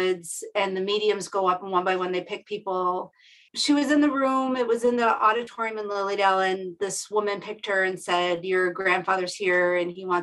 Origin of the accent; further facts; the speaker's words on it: Buffalo, New York, United States; I grew up in Buffalo, New York, which is in upstate New York near Niagara Falls